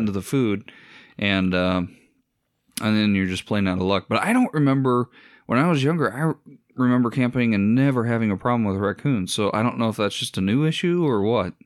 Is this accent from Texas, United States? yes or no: no; Iowa, United States; we're from Iowa